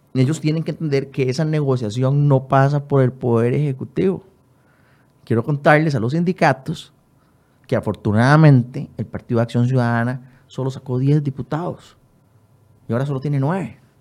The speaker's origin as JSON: {"language": "Spanish", "country": "Costa Rica", "said": "como costarricense"}